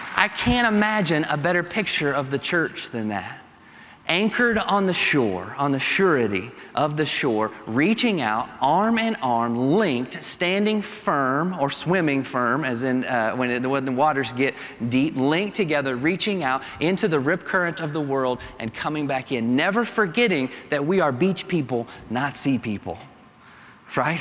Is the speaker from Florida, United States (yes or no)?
no; Kentucky, United States; accent: Kentucky; my Kentucky accent